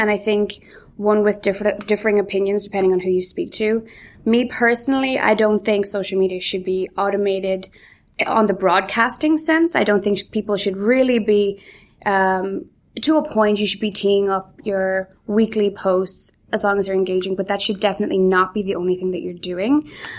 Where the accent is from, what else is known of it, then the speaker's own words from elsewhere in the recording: Galway, Connacht, Ireland; also born or lived in Donegal / Canada; So I was actually born in Donegal, brought up in Galway, but I don't know, I think I lost my accent between the Donegal and the Galway, but then I also spent a few years in Canada